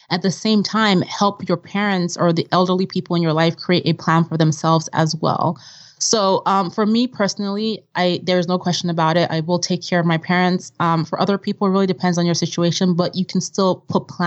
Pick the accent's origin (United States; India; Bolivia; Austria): Austria; Vienna; also born or lived in Nigeria; growing up in Vienna and in Nigeria, there was nothing like a credit card at the time. You know, everything was cash based.